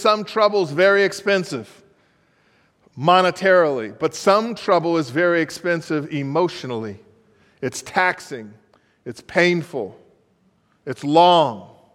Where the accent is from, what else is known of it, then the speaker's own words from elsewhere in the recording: Los Angeles, California, United States; moved away as an adult; now in Baltimore, United States; I was born in Los Angeles